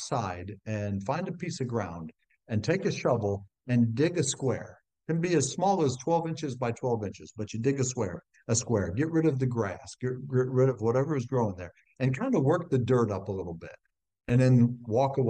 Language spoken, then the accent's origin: English; Ohio, United States; growing up in Ohio on a farm, I was one of six kids